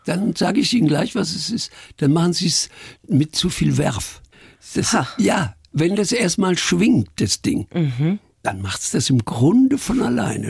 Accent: Iserlohn, North Rhine-Westphalia, Germany; moved away; also born or lived in Munich; Ich stamme aus Iserlohn im Sauerland.

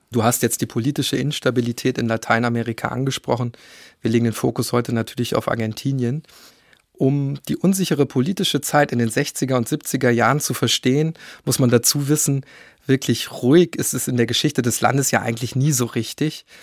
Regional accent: Germany; bei uns in Deutschland zumindest

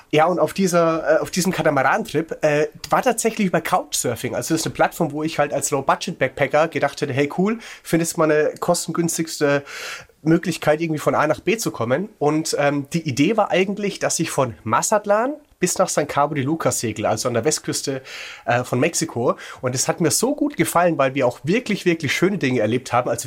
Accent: Würzburg, Bavaria, Germany; ich komme ursprünglich aus Würzburg

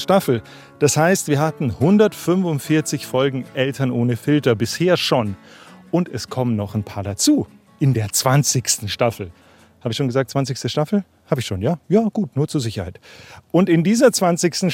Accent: Memmingen, Bavaria, Germany; moved away; Ich bin gerade in Memmingen im Allgäu, das ist meine Heimatstadt. Hier bin ich zwar nicht geboren, aber aufgewachsen

